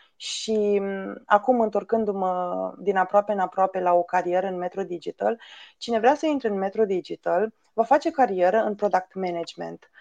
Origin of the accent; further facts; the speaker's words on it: Romania; am crescut în România